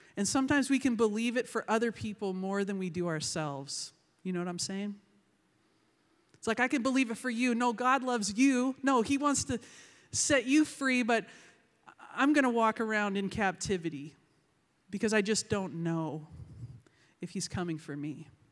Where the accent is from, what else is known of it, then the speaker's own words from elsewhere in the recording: Vancouver, British Columbia, Canada; I am from Vancouver, British Columbia.